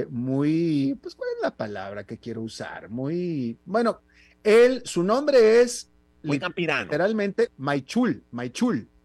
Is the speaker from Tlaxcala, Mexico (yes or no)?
no; Monterrey, Nuevo León, Mexico; de donde yo vengo, en, en, mi ciudad, de donde yo soy, de Monterrey